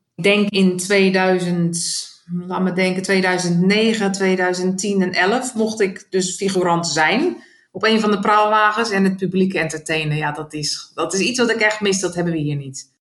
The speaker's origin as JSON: {"language": "Dutch", "town": "Rijnsburg", "region": "South Holland", "country": "Netherlands", "tie": "born or raised there", "moved": "yes", "lives_now": "Adelaide, Australia", "said": "Ik ben geboren in Rijnsburg en dat is ehm, ja, een bloemendorp"}